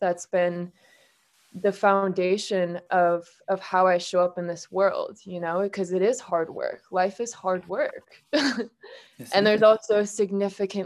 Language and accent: English; Minnesota, United States; moved away; I'm originally from Minnesota